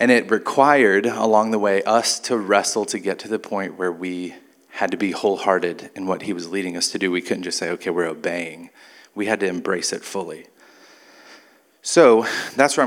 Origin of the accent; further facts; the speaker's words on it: Mobile, Alabama, United States; moved away; also born or lived in San Antonio, Texas; I grew up in Mobile.